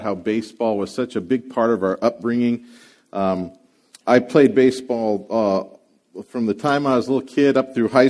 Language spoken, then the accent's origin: English; San Francisco Bay Area, California, United States; I grew up around the Bay Area